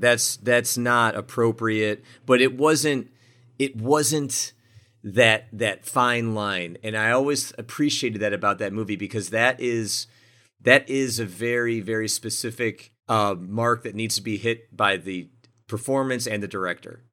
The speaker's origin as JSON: {"language": "English", "town": "Buffalo", "region": "New York", "country": "United States", "tie": "born or raised there", "said": "where I grew up in Buffalo, New York"}